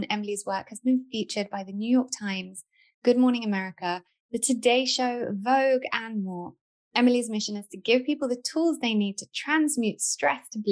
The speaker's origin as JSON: {"language": "English", "region": "London", "country": "United Kingdom", "said": "I, as a Londoner"}